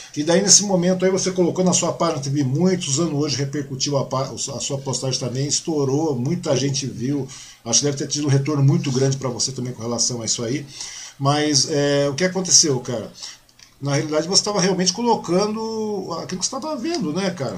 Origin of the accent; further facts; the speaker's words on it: Mogi das Cruzes, São Paulo, Brazil; now in Suzano, Brazil; sou de Mogi, né, cara? Eu nasci em Mogi